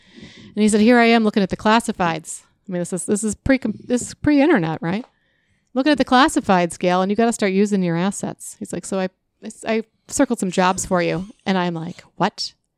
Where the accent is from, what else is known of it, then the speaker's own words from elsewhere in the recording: Chicago, Illinois, United States; Yeah, in Chicago too. I mean, Chicago has some really fun salespeople, right? Yeah. I don't want to diss on my hometown.